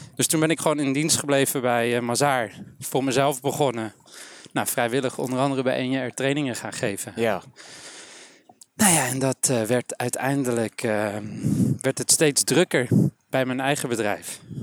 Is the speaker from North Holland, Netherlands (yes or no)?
yes; Amsterdam, North Holland, Netherlands; geboren, getogen, opgegroeid in Amsterdam.